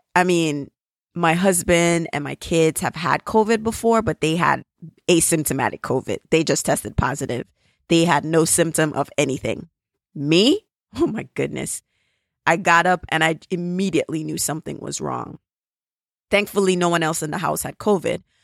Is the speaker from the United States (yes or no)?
no; Jamaica; accent: Jamaican; my Jamaican accent